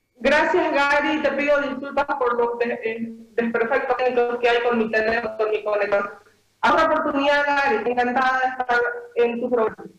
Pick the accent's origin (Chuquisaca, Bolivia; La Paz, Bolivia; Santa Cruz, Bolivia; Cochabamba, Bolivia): Santa Cruz, Bolivia; San Ramón; now in Santa Cruz de la Sierra, Bolivia; soy de provincia, soy de San Ramón, he llegado aquí a la ciudad dando oportunidades para desarrollarme